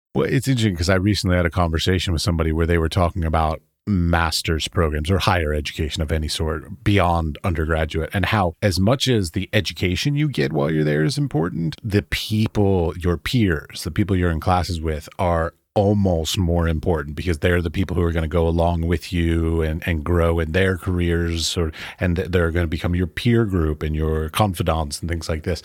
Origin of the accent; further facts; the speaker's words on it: Baltimore, Maryland, United States; I grew up in Baltimore, Maryland